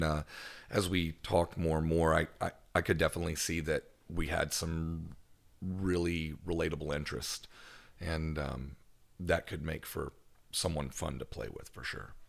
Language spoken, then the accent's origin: English; Owensboro, Kentucky, United States; now in Memphis, United States; I'm from, uh, northwestern Kentucky